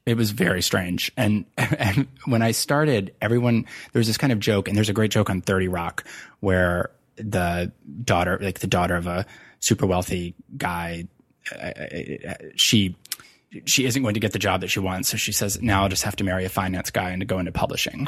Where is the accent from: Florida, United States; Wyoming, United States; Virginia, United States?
Virginia, United States; moved away as an adult; also born or lived in New York City; moved back to my home state of Virginia